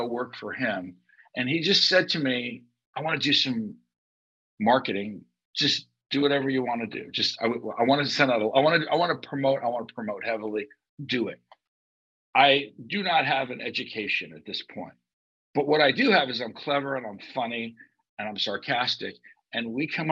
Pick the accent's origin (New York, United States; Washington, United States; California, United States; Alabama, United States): California, United States; Los Angeles; I grew up in Encino, California